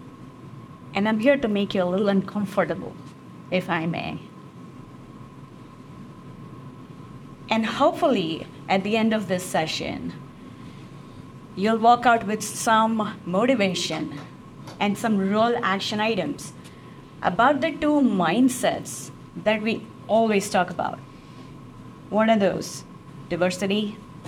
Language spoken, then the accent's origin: English; India; moved away as an adult; now in United States; I'm originally from India, and the United States has been my home since the past 17 and a half years